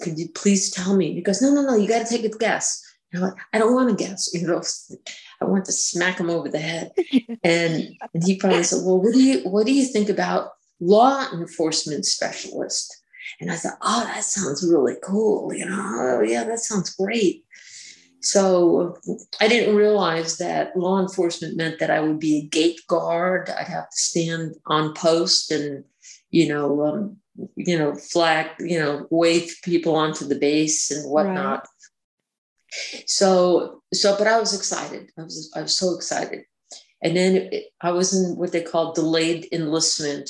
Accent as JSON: {"language": "English", "area": "Long Island", "region": "New York", "country": "United States", "tie": "born or raised there", "moved": "as an adult", "said": "growing up on Long Island"}